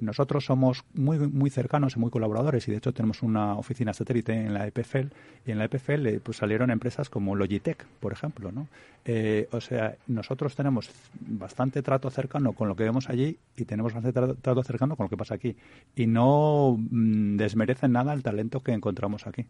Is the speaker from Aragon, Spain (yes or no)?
no; Madrid, Community of Madrid, Spain; moved away as an adult; now in Switzerland; yo primero soy español, eh, de hecho muy madrileño, y, y, aunque llevo ya más de 10 años en Suiza